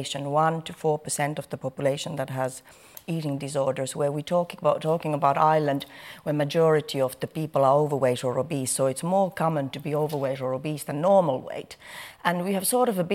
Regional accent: Finland; moved away; I'm coming from a different culture, first of all. I'm coming from Finland, where children are weighed from the moment they are born

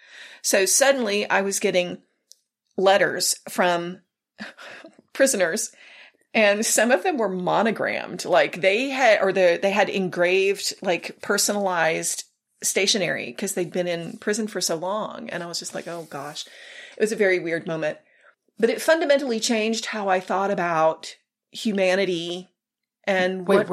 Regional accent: South Texas, United States; So I was raised in South Texas, and back in the day, families always went to church on Sundays. That was the thing. So I was raised in the church.

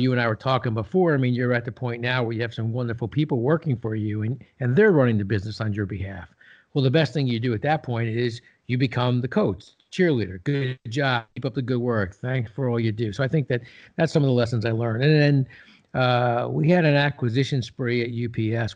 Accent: New Jersey, United States; I grew up in Jersey

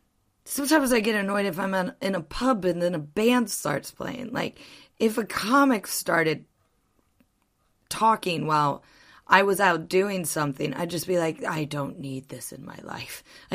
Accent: United States; moved away as an adult; now in United Kingdom; As an American who went to, like, a public American school.

